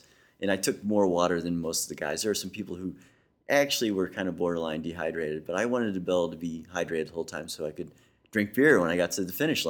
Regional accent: Missouri, United States; I'm a believer. I'm from Missouri, the show me state.

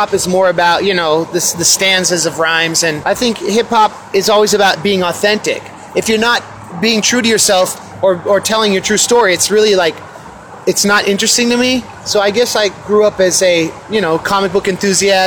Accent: Oakland, California, United States; I'm from Oakland, California, here in Seattle at El Corazon

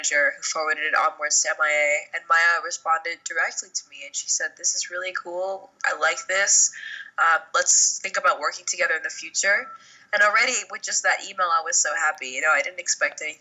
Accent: New York City, New York, United States; I grew up in New York City, and I was playing the drums since I was 11

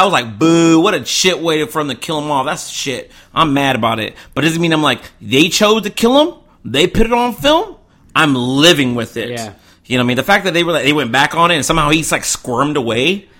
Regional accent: Charleston, South Carolina, United States; I'm from Charleston, South Carolina

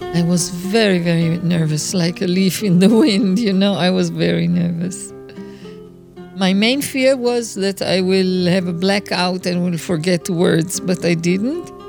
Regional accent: Israel; also born or lived in London; I was born in London and arrived in Israel when I was two and a half years old

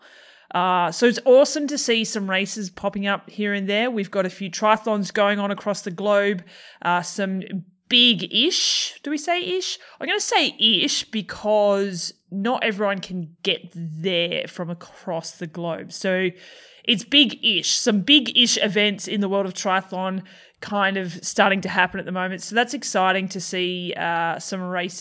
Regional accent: Australia; accent: Australian; my Australian accent

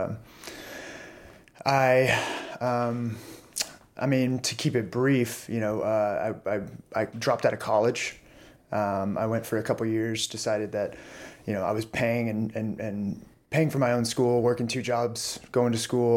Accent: Orange, Texas, United States; also born or lived in Tyler, Texas; now in Austin, United States; My parents moved to a smaller town called Orange, Texas, on the Gulf Coast near Louisiana. I guess I was four or so. And so I kind of lived there all my life.

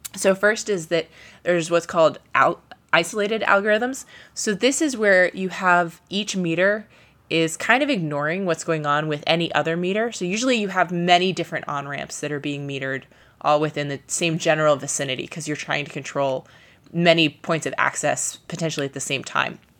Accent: Ohio, United States; moved away; I grew up in Ohio

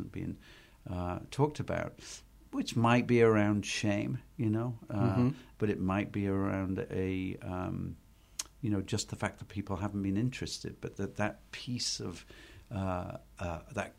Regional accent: England, United Kingdom; moved away as an adult; now in United States; being an English person

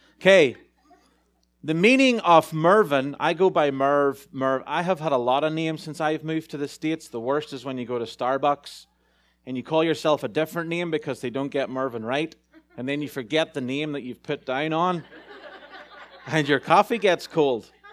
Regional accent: Ireland; moved away; As an Irishman in a big town

